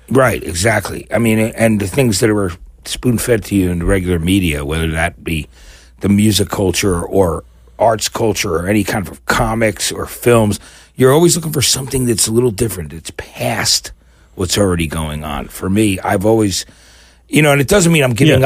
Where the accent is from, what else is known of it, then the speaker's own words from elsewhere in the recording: New Brunswick, New Jersey, United States; moved away as an adult; also born or lived in New Orleans / San Francisco; now in Los Angeles, United States; growing up in New Jersey